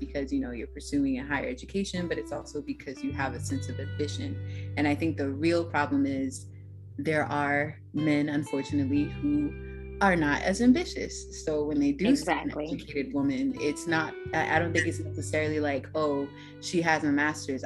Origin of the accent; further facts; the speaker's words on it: New Orleans, Louisiana, United States; now in Maryland, United States; I'm originally from New Orleans